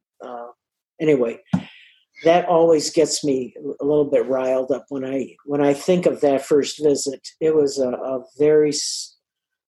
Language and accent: English; United States; we're, you know, the States.